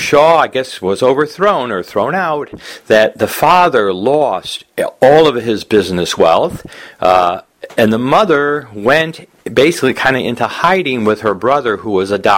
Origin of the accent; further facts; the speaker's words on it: United States; growing up in America